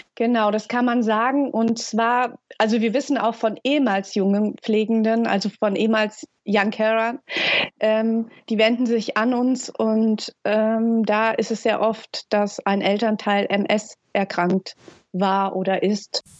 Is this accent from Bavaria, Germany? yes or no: no; Hesse, Germany; moved away as an adult; now in Lübeck, Germany; komme ursprünglich aus Hessen und wohne seit sieben Jahren in, in dem schönen Norden